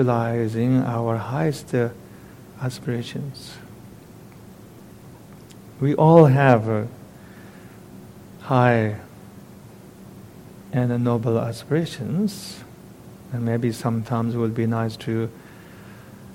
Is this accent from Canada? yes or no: no; eastern Tibet, China; moved away; In my hometown in eastern Tibet, everybody pays a visit to this particular temple once in their lifetime.